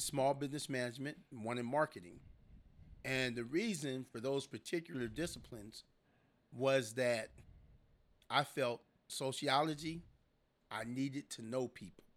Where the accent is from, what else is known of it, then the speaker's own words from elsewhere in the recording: San Diego, California, United States; I was born and raised in San Diego, California